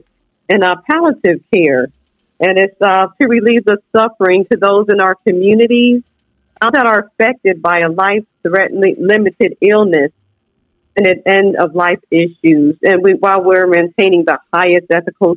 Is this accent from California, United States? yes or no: no; Bridgeport, Connecticut, United States; also born or lived in Germany / Korea / Texas / Polk County, Florida; now in Florida, United States; I was born in Bridgeport, Connecticut.